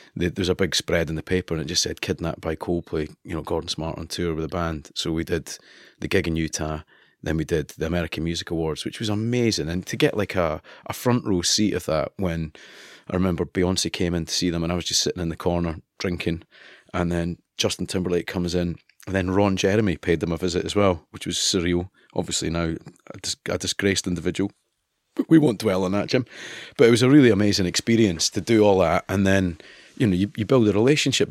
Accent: Kinross, Scotland, United Kingdom; accent: East Coast; moved away as an adult; also born or lived in Edinburgh; I'm from Edinburgh. I was born in Edinburgh. My parents were Fifers. And I grew up in a no man's land, really, called Kinross, which is Perth and Kinross

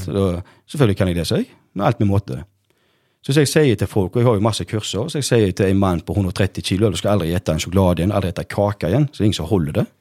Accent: Norway; jeg vokste opp på Bleikmø

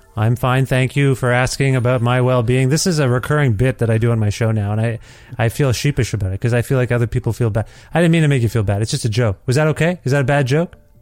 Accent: Cambridge, Ontario, Canada; now in Alberta, Canada; The city of Cambridge, Ontario, where I came up

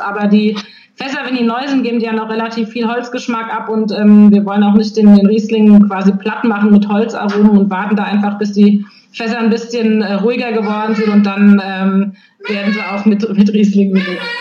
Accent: Nierstein, Rhineland-Palatinate, Germany; komme ich aus Nierstein, aber auch aus Schwabsburg

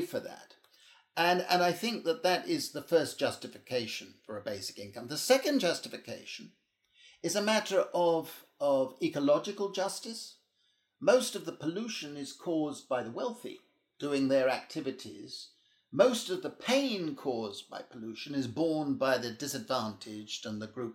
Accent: United Kingdom; now in Europe; I'm British, I'm a British citizen, but I work and live in Europe

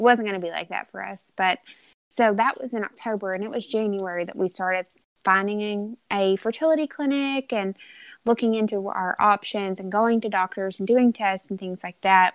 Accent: Arkansas, United States; born and raised in Arkansas.

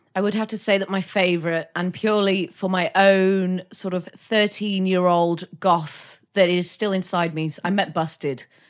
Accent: North Wales, United Kingdom; I'm from North Wales

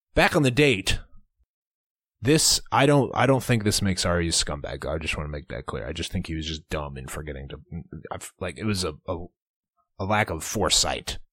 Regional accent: Cedar Rapids, Iowa, United States; we're from Cedar Rapids, Iowa, the, the American Czech capital of the world

